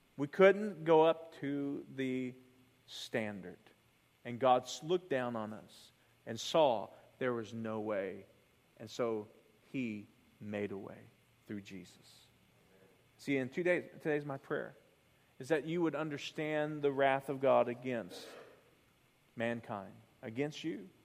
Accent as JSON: {"language": "English", "region": "the South", "country": "United States", "tie": "born or raised there", "said": "I grew up in the South."}